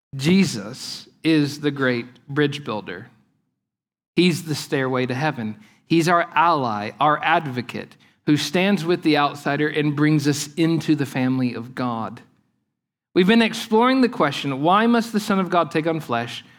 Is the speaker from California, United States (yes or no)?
no; Lake Eufaula, southeastern Oklahoma, United States; the place where I grew up on Lake Eufaula in southeastern Oklahoma